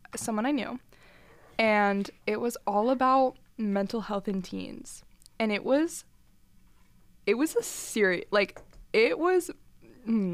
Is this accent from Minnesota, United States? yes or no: no; Greenville, South Carolina, United States; moved away as an adult; I'm from Greenville, South Carolina.